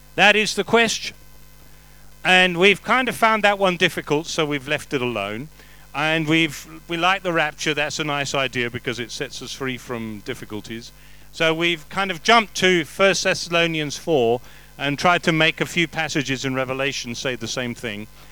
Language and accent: English; England, United Kingdom; I'm English.